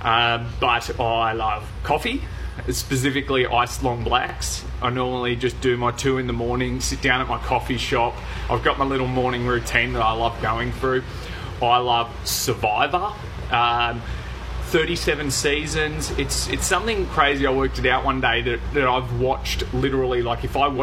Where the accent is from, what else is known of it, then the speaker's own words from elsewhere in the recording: Gold Coast, Queensland, Australia; moved away as an adult; now in Townsville, Australia; I grew up on the Gold Coast, and I only just moved away for the first time, actually, about 6 months ago, when I moved up to Townsville